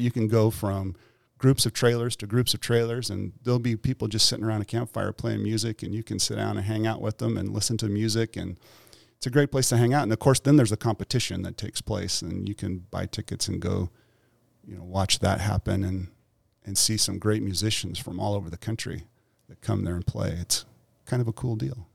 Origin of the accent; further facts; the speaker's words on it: Weiser, Idaho, United States; My mom worked at the local grocery store in Weezer.